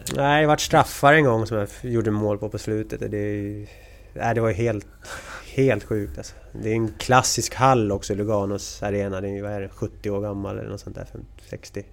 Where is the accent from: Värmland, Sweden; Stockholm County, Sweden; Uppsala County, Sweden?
Stockholm County, Sweden; Sigtuna; moved away as an adult; also born or lived in Märsta / Gävle / Saint Petersburg / Linköping; Vi är från Sigtuna, eller bor i Sigtuna.